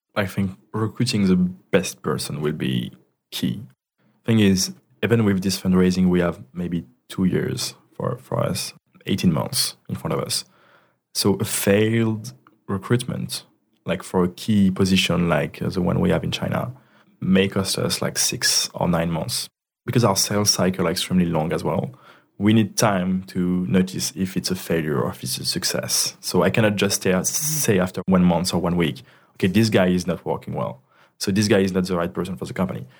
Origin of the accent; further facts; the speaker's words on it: Ardèche, Auvergne-Rhône-Alpes, France; English is a second language; moved away as an adult; now in Paris, France; I'm from Ardèche, which is like, I think the, the region in France with the less population. It's really the countryside